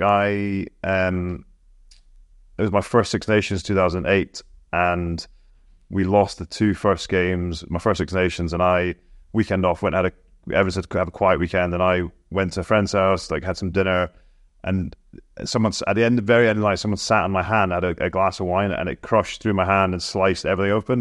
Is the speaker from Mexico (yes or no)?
no; Scotland, United Kingdom; as a Scotsman